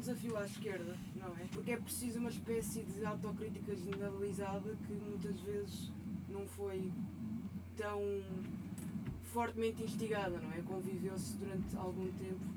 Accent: Alentejo, Portugal; moved away; Eu venho do Alentejo

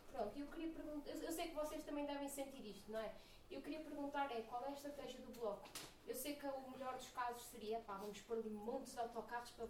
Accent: Moimenta da Beira, Norte, Portugal; eu venho de uma aldeia Moimenta da Beira, onde há um único autocarro de manhã, outro à tarde, quando há aulas.

